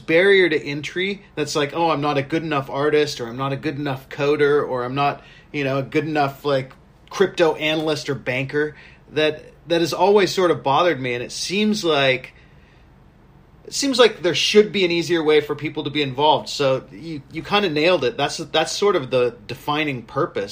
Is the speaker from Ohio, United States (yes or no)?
no; Southern California, United States; also born or lived in Pacific Northwest; now in Hawaii, United States; I grew up in Southern California